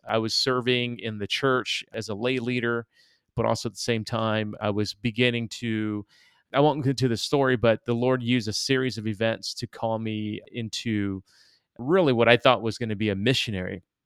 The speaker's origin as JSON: {"language": "English", "town": "Detroit", "region": "Michigan", "country": "United States", "tie": "born or raised there", "also_born_or_lived": "East Moline, Illinois", "said": "we moved to Detroit when I was about eight or nine, and so essentially I grew up in inner city Detroit"}